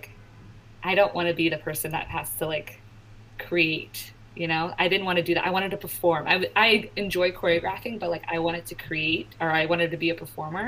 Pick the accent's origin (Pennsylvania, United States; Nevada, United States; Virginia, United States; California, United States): Virginia, United States; Richmond; moved away as an adult; also born or lived in New York City; 15 minutes away from my house, from my hometown